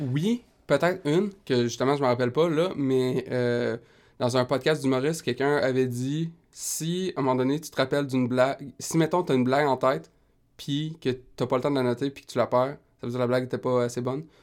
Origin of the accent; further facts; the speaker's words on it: Rimouski, Quebec, Canada; je viens de Rimouski